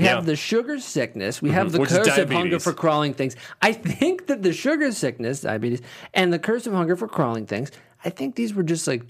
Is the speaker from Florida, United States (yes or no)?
no; Missouri, United States; I'm from the Midwest. I'm from Missouri.